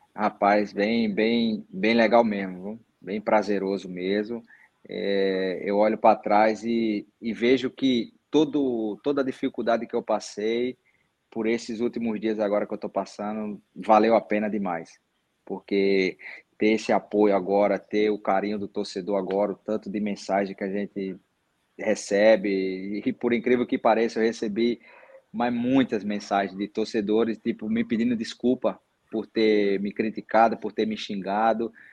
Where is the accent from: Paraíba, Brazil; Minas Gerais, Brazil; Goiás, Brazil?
Paraíba, Brazil; sou daqui, sou da Paraíba, vim de família pobre